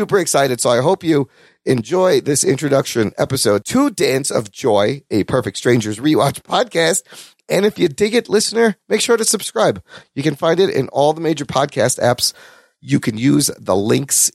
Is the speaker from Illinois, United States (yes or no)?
yes; Chicago, Illinois, United States; We grew up in Chicago.